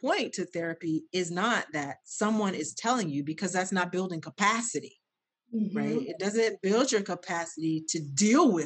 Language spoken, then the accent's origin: English; Ohio, United States; I'm from Ohio. I grew up in Ohio